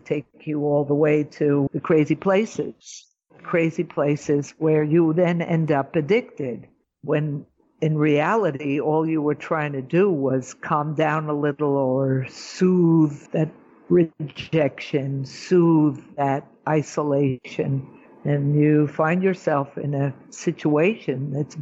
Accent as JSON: {"language": "English", "region": "New York", "country": "United States", "moved": "as an adult", "lives_now": "Israel", "said": "I'm a New Yorker."}